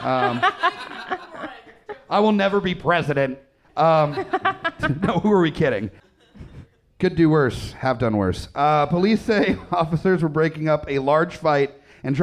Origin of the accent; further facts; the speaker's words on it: San Diego, California, United States; moved away; I grew up in San Diego.